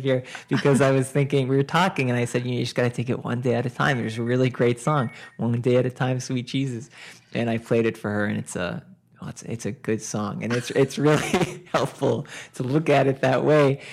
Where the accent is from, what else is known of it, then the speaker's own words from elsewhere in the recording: Boston area, Massachusetts, United States; now in Westport, United States; I was growing up in the Boston area